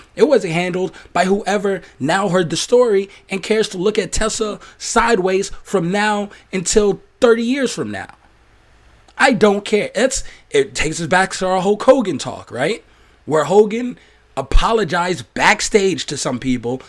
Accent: New York, United States; I'm from New York

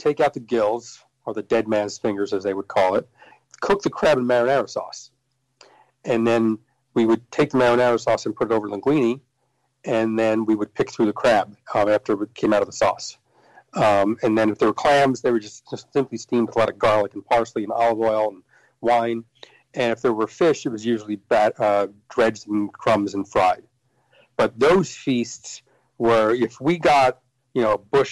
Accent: Elizabeth, New Jersey, United States; I grew up in Elizabeth, New Jersey, which is kind of the third largest city in New Jersey

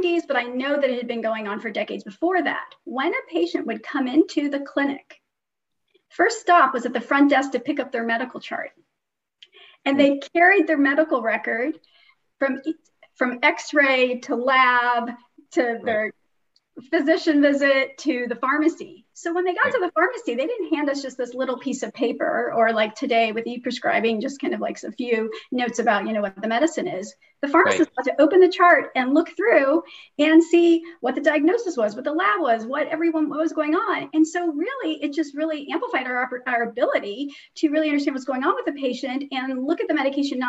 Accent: St. Louis, Missouri, United States; also born or lived in Iran / Kansas; I grew up in St. Louis, Missouri. And then when I was six, I had the opportunity to move to Iran

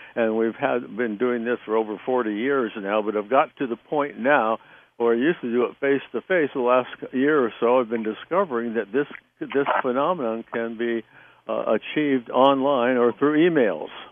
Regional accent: Southern California, United States; moved away as an adult; also born or lived in New Jersey; I was from Southern California

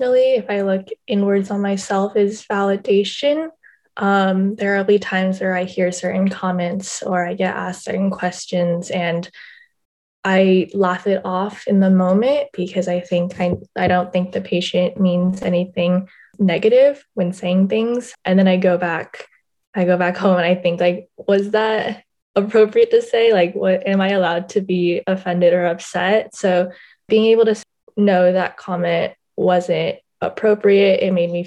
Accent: Southern California, United States; I'm actually American and I'm from Southern California.

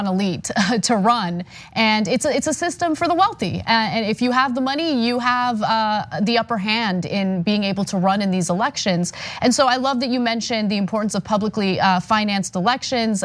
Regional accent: California, United States; as a Californian, I was born and raised here. I've lived here my entire life

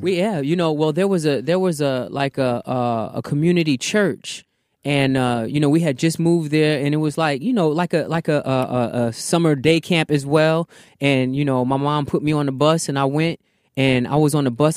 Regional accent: Virginia, United States; also born or lived in Bronx, New York; Came to Virginia at the ripe old age of eight

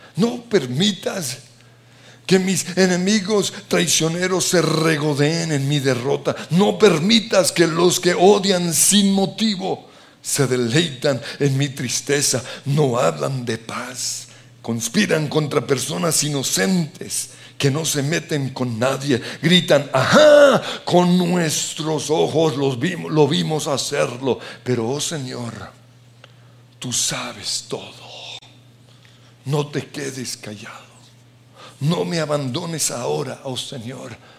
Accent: Colombia; como colombianos

